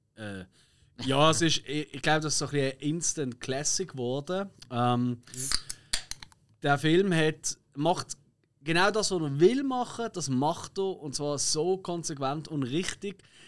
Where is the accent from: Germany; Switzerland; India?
Switzerland; wir sind halt Schweizer